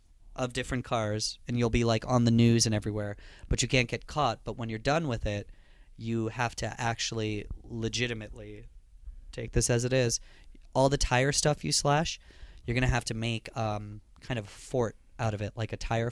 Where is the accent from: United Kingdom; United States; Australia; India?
India; accent: Indian; notify you that I'm pretty white. So that's what I do to disguise myself, you know, from having my Indian accent.